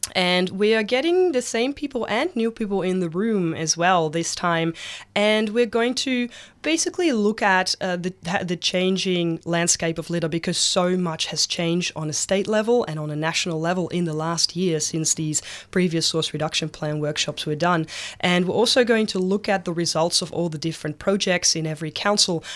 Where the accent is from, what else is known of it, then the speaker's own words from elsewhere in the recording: Netherlands; now in Victoria, Australia; I'm from the Netherlands originally